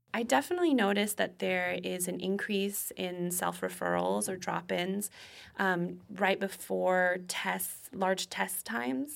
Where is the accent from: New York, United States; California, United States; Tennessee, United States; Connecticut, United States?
Connecticut, United States; moved away; I grew up in Connecticut, which has one of the best school systems in the country.